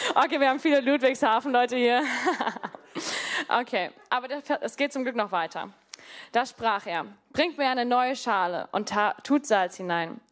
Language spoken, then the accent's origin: German; Namibia; moved away as an adult; also born or lived in Mannheim; now in Germany; Also ich komme, wie gesagt, aus Namibia, aber ich bin dort auch auf einer Farm groß geworden.